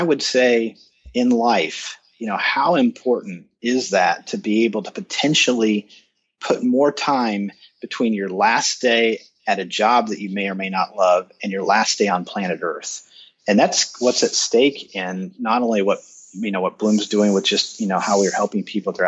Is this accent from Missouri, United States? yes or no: yes; Kansas City, Missouri, United States; I'm in Kansas City, and American Century is in my hometown